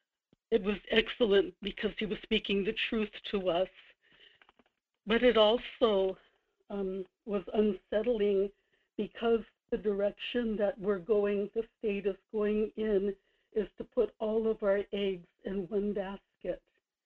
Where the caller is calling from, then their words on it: Kodiak, Alaska, United States; in Kodiak.